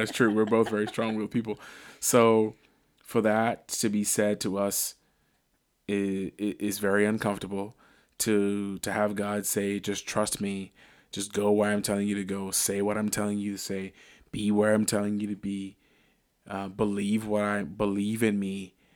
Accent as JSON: {"language": "English", "country": "Bahamas", "moved": "yes", "lives_now": "Northeast Ohio, United States", "said": "I'm from the Bahamas"}